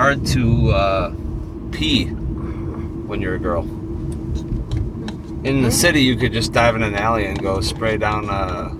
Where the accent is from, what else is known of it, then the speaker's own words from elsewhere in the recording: Lombard, Illinois, United States; I'm from Lombard.